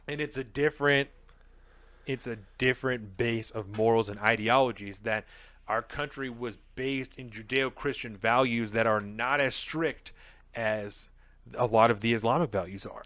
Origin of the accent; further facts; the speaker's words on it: United States; As an American